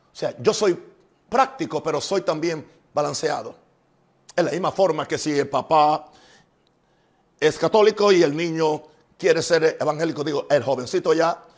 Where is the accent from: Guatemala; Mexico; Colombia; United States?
United States; En mi país, Estados Unidos